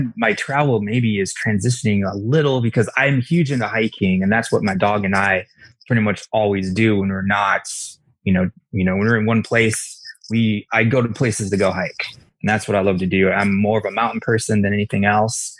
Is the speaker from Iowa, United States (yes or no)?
yes; Iowa, United States; moved away as an adult; also born or lived in Colorado; I grew up in Iowa